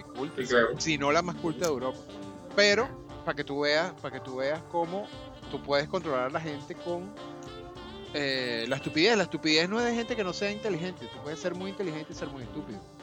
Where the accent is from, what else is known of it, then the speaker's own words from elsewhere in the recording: Venezuela; now in Panama; yo para hacerme panameño tengo que renunciar a la nacionalidad venezolana